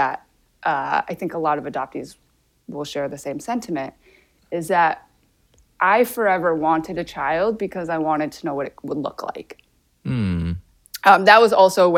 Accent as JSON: {"language": "English", "town": "Grand Rapids", "region": "Michigan", "country": "United States", "tie": "born or raised there", "also_born_or_lived": "Seoul, South Korea", "said": "Grand Rapids, where I grew up for 18 years of my life."}